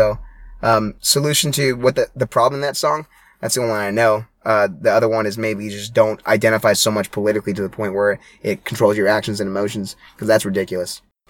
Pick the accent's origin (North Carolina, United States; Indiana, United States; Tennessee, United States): Indiana, United States; I grew up in Southern Indiana.